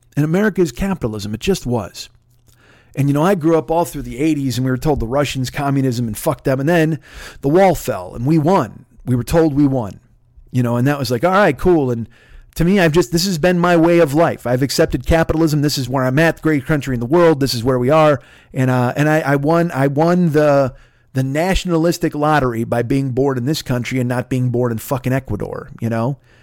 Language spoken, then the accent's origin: English; Midwest, United States; I grew up in the Midwest and I grew up in a union house